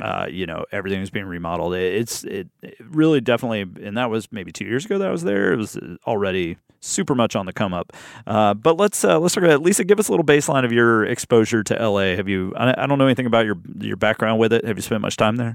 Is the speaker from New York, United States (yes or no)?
no; Birmingham, Alabama, United States; I started in my hometown in Birmingham, Alabama